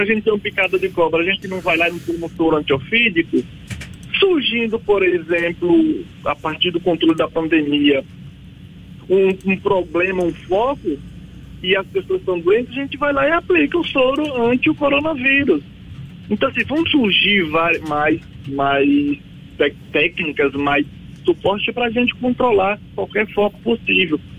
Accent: Bahia, Brazil; eu sou baiano lá do da Bahia

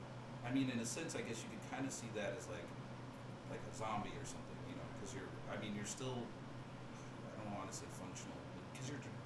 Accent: Washington, United States; You and I spent some time growing up in Washington State.

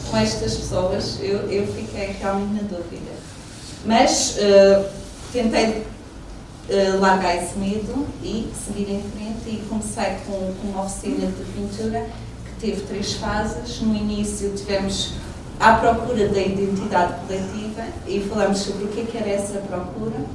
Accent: Santana, Madeira, Portugal; eu sou de Santana, sou da zona norte da Ilha da Madeira

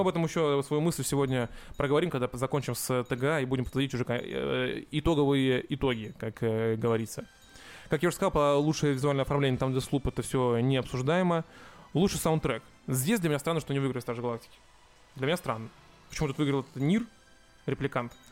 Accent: Russia; я из России

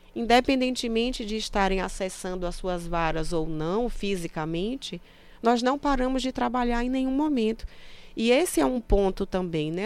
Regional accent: Sergipe, Brazil; moved away; also born or lived in Pará; Eu sou sergipana

